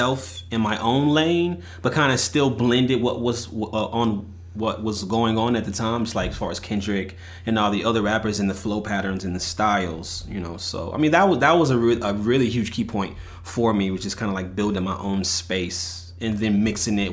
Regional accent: Bastrop, Texas, United States; now in Austin, United States; I'm originally from Bastrop, Texas. I reside now in Austin, Texas

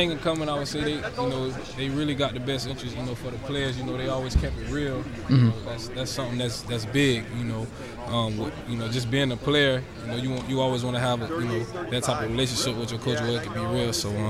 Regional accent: Florida, United States; also born or lived in Georgia; I was living in Georgia at the time because I'm from Florida, but I lived in Georgia for 2 years.

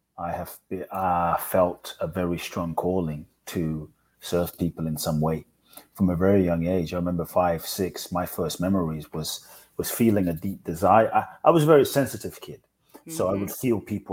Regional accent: London, United Kingdom; also born or lived in Ghana; I grew up in London

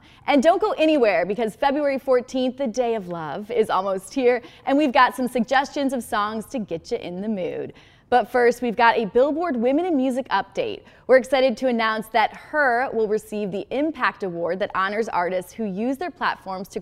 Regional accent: Detroit, Michigan, United States; I'm from Detroit

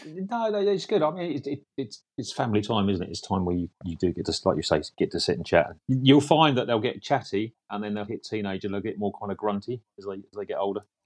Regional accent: Essex, East of England, United Kingdom; I'm from Essex

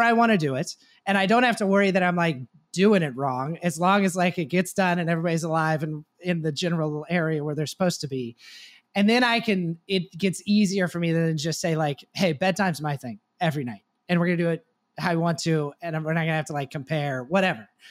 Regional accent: Texas, United States; I grew up in Texas

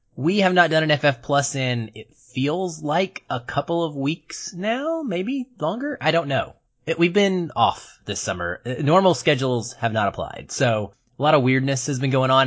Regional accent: United States; I'm American

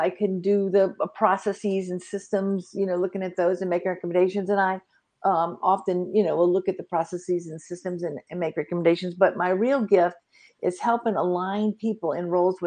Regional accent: Vicksburg, Mississippi, United States; moved away; also born or lived in Phoenix, Arizona / Dallas, Texas; I'm calling in from Vicksburg, Mississippi. That's on the river

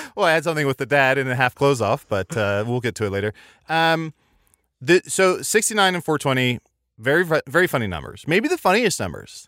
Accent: Midwest, United States; I grew up in the Midwest

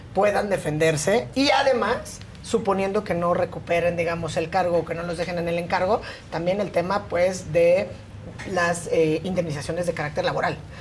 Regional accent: Oaxaca, Mexico; nací en Oaxaca

